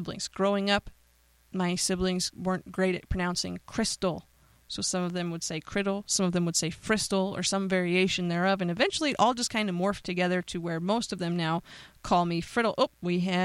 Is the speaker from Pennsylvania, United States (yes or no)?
yes; Pennsylvania, United States; I'm from Pennsylvania.